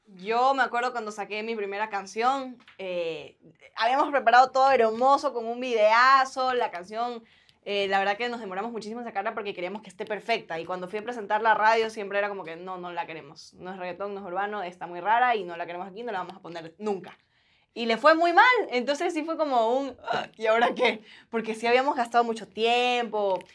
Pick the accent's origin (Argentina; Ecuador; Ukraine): Ecuador; Guayaquil, Guayas; accent: guayaco; moved away; yo soy guayaca, entonces sí tengo el acento guayaco bien marcado